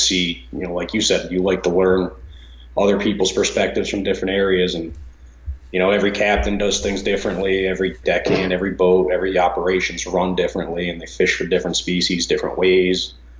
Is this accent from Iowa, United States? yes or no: no; Eastern Connecticut, United States; also born or lived in East Lyme, Connecticut; So I'm from Eastern Connecticut. I live in East Lyme now. I've lived within a half hour or so of the water my whole life.